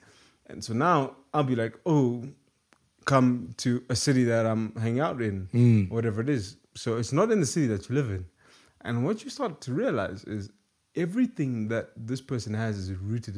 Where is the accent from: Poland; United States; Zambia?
Zambia; for me, I'm from Zambia.